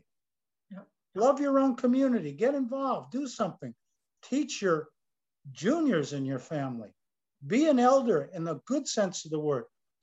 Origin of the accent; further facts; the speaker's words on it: Connecticut, United States; Connecticut, where I was born on July 21st, 1942